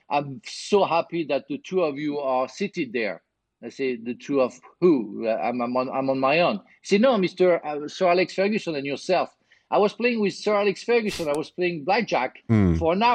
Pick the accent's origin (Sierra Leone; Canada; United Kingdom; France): France; Marseille, Provence-Alpes-Côte d'Azur; English is a second language; moved away; I was born in Marseille